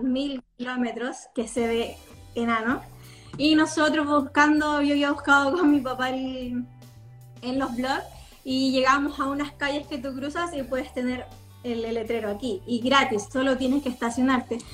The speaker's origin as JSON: {"language": "Spanish", "country": "Chile", "also_born_or_lived": "Los Angeles, United States", "said": "yo así como no, Chile"}